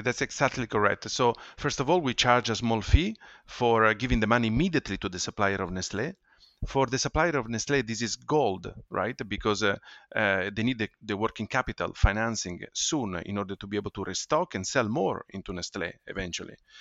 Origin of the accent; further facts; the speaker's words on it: Ferrara, Emilia-Romagna, Italy; moved away; also born or lived in London; my hometown, uh, Ferrara, in Italy